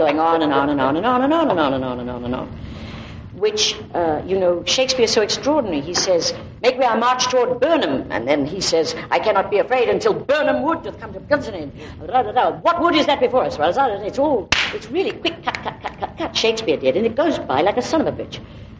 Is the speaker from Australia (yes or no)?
yes; Australia; And I'm Australian.